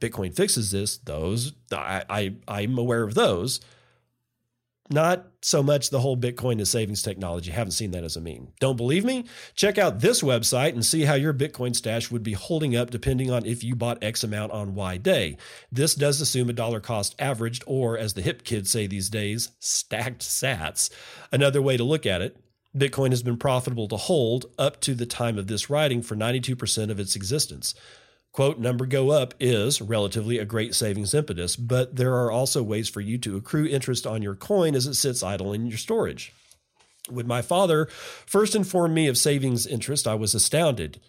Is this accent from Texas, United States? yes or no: yes; Texas, United States; in my home state, Texas